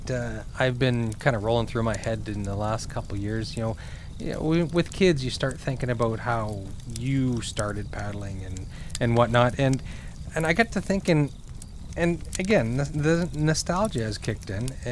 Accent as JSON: {"language": "English", "town": "Hampton", "region": "New Brunswick", "country": "Canada", "tie": "born or raised there", "moved": "yes", "said": "I grew up in New Brunswick, in a small town called Hampton"}